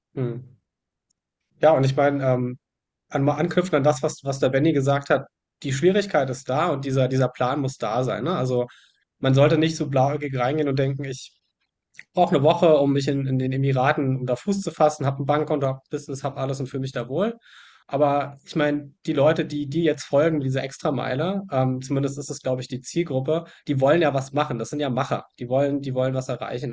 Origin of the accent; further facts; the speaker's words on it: Germany; ich, ich mag meine Heimat